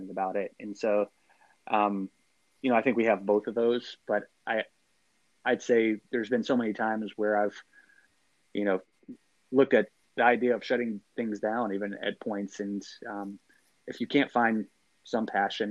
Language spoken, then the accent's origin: English; Athens, Texas, United States; I'm from Athens, Texas